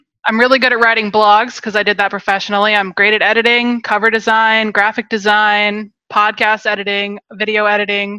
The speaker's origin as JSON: {"language": "English", "town": "Seattle", "region": "Washington", "country": "United States", "tie": "born or raised there", "also_born_or_lived": "Rock Hill, South Carolina", "moved": "yes", "lives_now": "San Francisco, United States", "said": "I grew up in Seattle"}